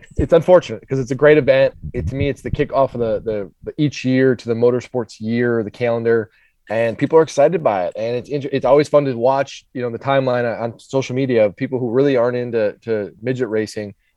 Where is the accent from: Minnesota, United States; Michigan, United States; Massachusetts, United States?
Minnesota, United States; now in Charlotte, United States; I grew up in Minnesota, so snowstorms and ice storms are very common